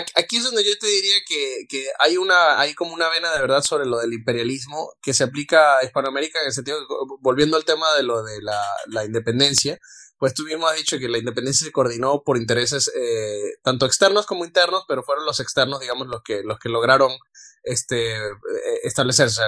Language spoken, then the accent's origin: Spanish; Venezuela; yo soy venezolano